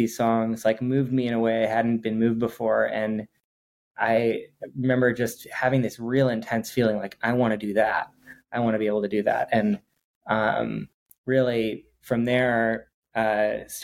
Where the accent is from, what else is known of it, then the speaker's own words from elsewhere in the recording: Twin Cities, Minnesota, United States; also born or lived in East Coast / Bay Area; now in Los Angeles, United States; grew up in the Twin Cities